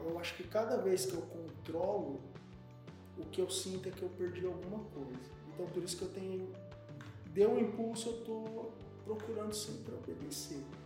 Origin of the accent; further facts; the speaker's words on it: Brazil; nós somos brasileiros